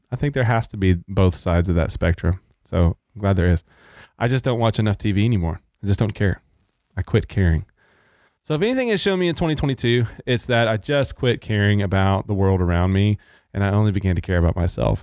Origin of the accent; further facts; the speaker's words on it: Arkansas, United States; now in Texas, United States; I grew up in Arkansas